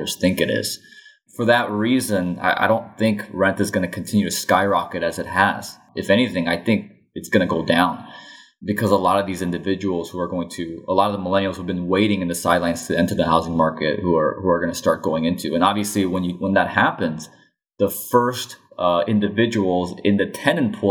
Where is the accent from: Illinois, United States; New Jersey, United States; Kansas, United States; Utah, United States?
Illinois, United States; my home state of Illinois